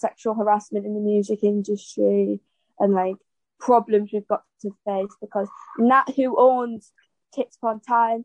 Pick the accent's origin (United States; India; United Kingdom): United Kingdom; North East England; we're all from the Northeast, which is quite obviously a disadvantaged area